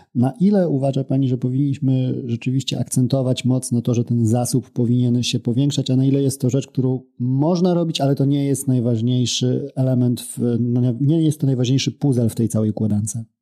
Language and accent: Polish; near Białystok, Podlaskie Voivodeship, Poland; jestem z, z Białego Stoku, spod Białego Stoku nieco